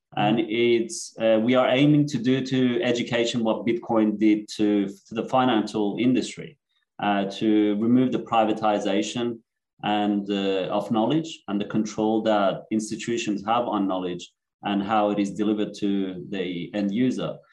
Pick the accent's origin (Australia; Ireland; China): Australia; Sydney, New South Wales; born or raised there; also born or lived in Iran / Netherlands / Germany / Cyprus